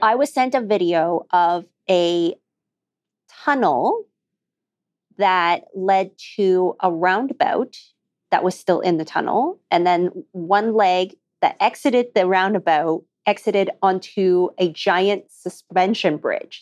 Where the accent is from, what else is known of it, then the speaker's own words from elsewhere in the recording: Alberta, Canada; we grew up in Alberta